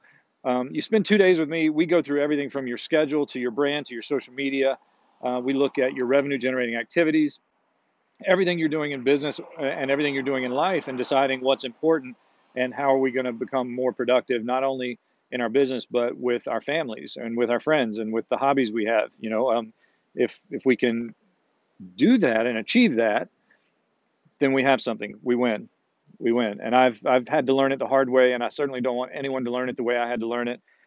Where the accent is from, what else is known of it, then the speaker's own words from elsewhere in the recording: Myrtle Beach, South Carolina, United States; my hometown in Myrtle Beach.